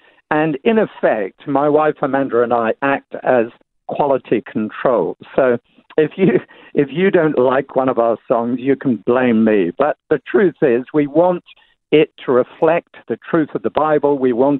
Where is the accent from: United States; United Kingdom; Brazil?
United Kingdom; England; moved away; because I'm English, people assume that I like drinking tea all the time